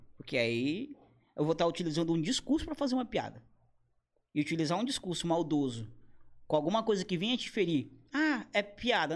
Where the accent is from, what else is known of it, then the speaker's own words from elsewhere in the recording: Brazil; Eu sou brasileiro